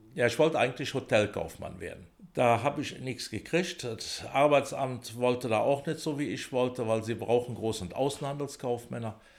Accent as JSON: {"language": "German", "town": "Bonn", "region": "North Rhine-Westphalia", "country": "Germany", "tie": "born or raised there", "said": "bin in Pützchen geboren, also in Pützchen aufgewachsen"}